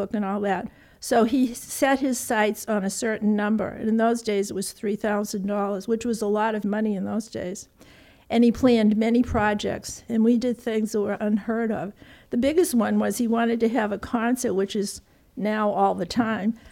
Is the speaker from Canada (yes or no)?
no; Belmont, Massachusetts, United States; born or raised there; also born or lived in Cambridge, Massachusetts